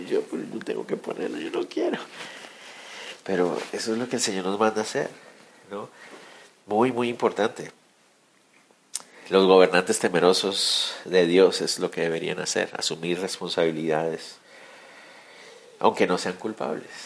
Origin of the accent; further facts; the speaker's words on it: Guatemala; No, yo también soy de esos guatemaltecos. Y, ese y todos nosotros aquí en Guatemala